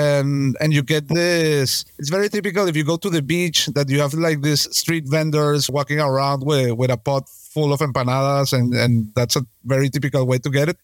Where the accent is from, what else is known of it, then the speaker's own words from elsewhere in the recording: Venezuela; I'm from Venezuela